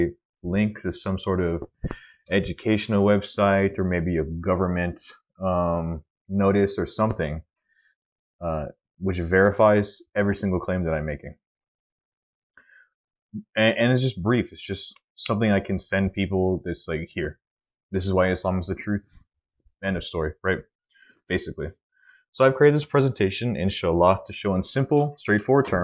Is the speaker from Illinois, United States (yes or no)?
no; Texas, United States; I am a Texan, and my family has been in Texas for at least the last 100 years